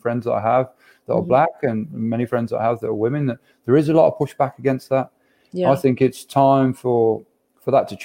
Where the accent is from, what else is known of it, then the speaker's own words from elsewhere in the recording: Birmingham, West Midlands, United Kingdom; accent: thick Birmingham; my thick Birmingham accent